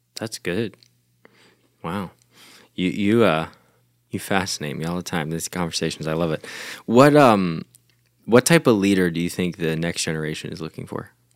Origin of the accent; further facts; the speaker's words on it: United States; as an American